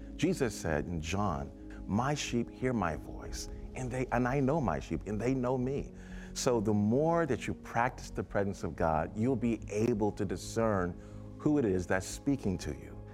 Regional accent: New York City, New York, United States; I was from Brooklyn, New York

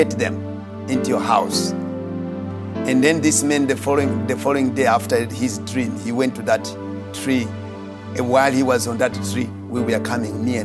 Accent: Mozambique; I was born in Mozambique

